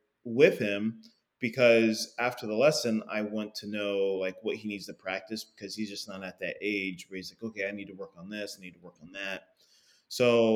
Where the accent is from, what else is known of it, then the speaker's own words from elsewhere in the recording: Indianapolis, Indiana, United States; I grew up here in Indianapolis